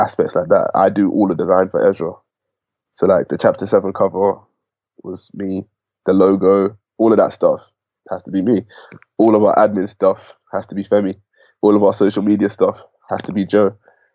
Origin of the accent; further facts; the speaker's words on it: Enfield, London, United Kingdom; I'm from Enfield, I'm from, you know, Ends.